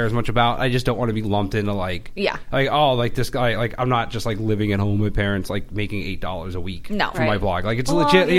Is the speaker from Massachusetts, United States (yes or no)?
yes; Boston, Massachusetts, United States; Maybe something like I'm from Boston and I'm Irish and I try to be awesome, but I usually fail.